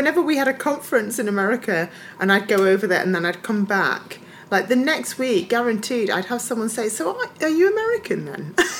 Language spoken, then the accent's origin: English; Scotland, United Kingdom; I grew up in Scotland, just so you know. It's not like me taking the mick out of an accent.